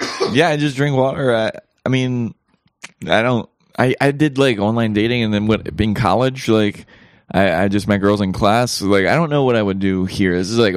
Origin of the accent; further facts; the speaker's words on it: Baltimore, Maryland, United States; I'm from Baltimore.